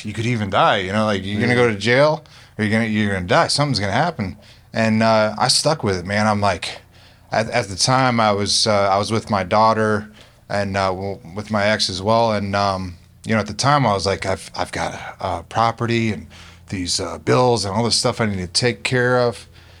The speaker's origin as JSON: {"language": "English", "region": "Pennsylvania", "country": "United States", "tie": "born or raised there", "lives_now": "Florida, United States", "said": "In Northeast Pennsylvania."}